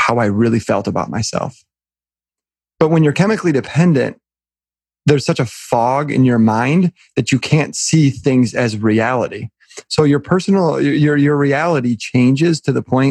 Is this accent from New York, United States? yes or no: no; Southeast Michigan, United States; I grew up in the Midwest. I live probably 15 minutes from where I was born and raised. So very local, in Southeast Michigan.